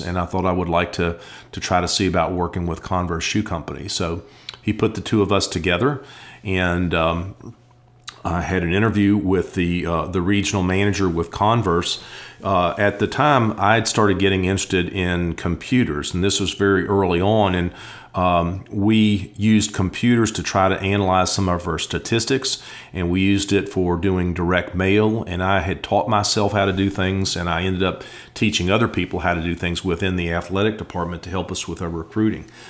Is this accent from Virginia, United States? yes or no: yes; Blacksburg, Virginia, United States; growing up in Blacksburg and Virginia Tech